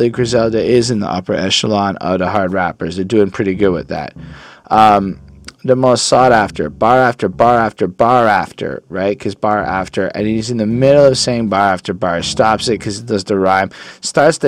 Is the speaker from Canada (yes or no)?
yes; Quebec, Canada; I'm from Quebec. On parle français ici